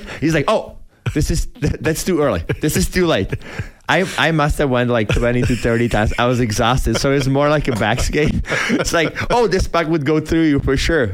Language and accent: English; Czechia; born or raised there; moved away as an adult